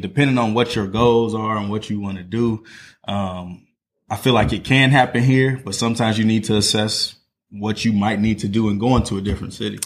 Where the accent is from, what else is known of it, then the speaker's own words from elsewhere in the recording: Northwest Indiana, United States; moved away as an adult; now in Indianapolis, United States; I'm from Northwest Indiana. Um, so, grew up in East Chicago, Maryville, Gary area.